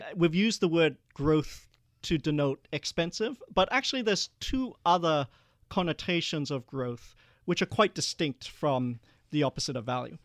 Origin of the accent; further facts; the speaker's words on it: Perth, Western Australia, Australia; also born or lived in Malaysia; we were one of the first Asian families after the White Australia policy to move to Perth